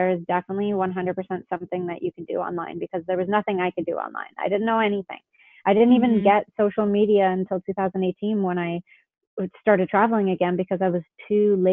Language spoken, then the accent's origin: English; Toronto area, Ontario, Canada; moved away as an adult; I grew up in Canada.